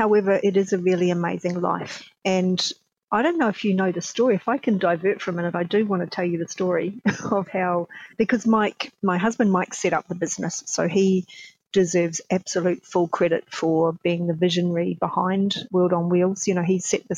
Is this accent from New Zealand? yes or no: yes; New Zealand; I'm a Kiwi, so I was born in New Zealand